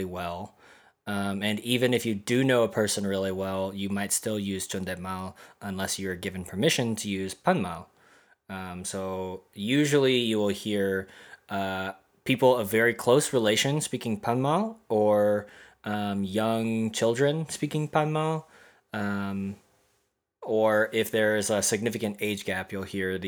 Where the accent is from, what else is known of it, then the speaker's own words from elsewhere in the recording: Dallas, Texas, United States; I was raised in Dallas